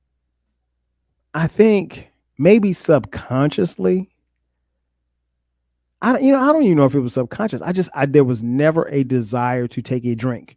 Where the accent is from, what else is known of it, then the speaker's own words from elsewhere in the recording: Florence, South Carolina, United States; also born or lived in New Jersey; I grew up in South Carolina